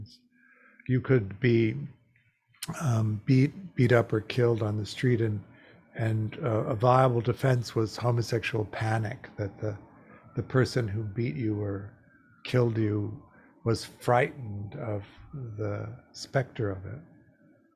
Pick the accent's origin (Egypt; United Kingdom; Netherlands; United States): United States; Midwest; moved away; also born or lived in Chicago / New York / Los Angeles; I grew up gay in the Midwest in the 50s and 60s